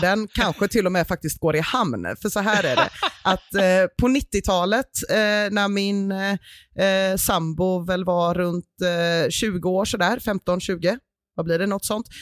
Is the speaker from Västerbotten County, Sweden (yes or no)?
no; Gothenburg, Västra Götaland, Sweden; vi göteborgare